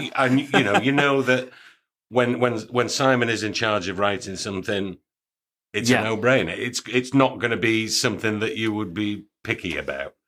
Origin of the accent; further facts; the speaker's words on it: York, Yorkshire and the Humber, United Kingdom; I'm, I'm from York